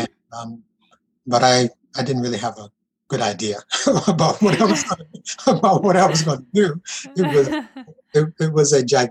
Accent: South Carolina, United States; I'm a Southerner. I grew up in South Carolina

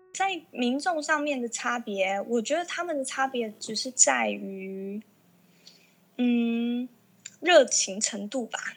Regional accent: Kaohsiung, Taiwan; 因为我是高雄人嘛

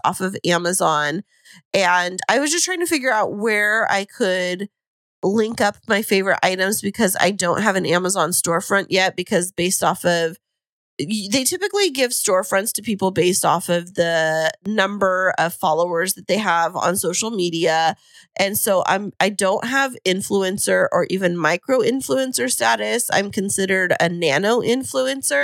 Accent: Fresno, California, United States; now in San Diego, United States; I'm a transplant from Central California.

